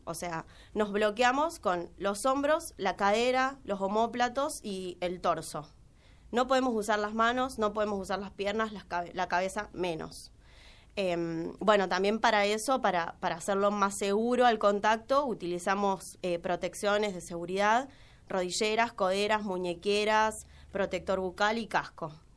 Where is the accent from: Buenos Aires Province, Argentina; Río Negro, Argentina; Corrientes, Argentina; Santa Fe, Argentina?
Santa Fe, Argentina; now in Córdoba, Argentina; vengo de Santa Fe, me vine a estudiar, ahora estoy trabajando y estudio letras modernas.